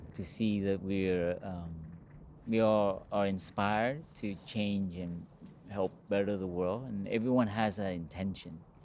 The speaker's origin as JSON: {"language": "English", "town": "Los Angeles", "region": "California", "country": "United States", "tie": "born or raised there", "said": "I grew up in Los Angeles"}